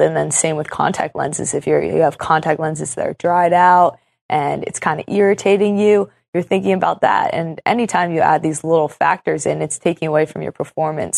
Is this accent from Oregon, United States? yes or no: yes; Portland, Oregon, United States; I'm from Portland, a very special soccer city